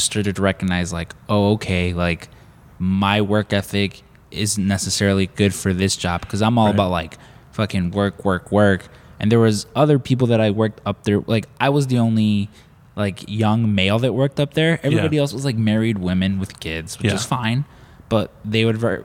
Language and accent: English; Chicago, Illinois, United States; I'm from Chicago